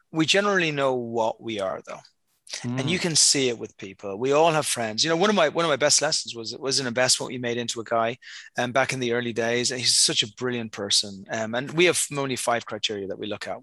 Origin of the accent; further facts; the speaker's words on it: Dublin, Leinster, Ireland; moved away; I was born in Ireland um, many, many, many, many years ago, you know, somewhere back in the ancient times. and since that time, I've lived in many places around the world. But yeah, originally hail from Dublin over in Ireland.